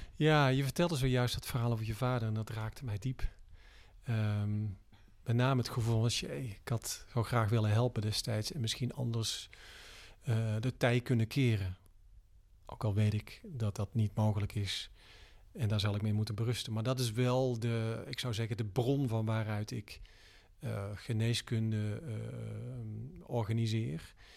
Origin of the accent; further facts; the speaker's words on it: Tilburg, North Brabant, Netherlands; geboren in Brabant, Tilburg, eh, in negentien drieënzeventig.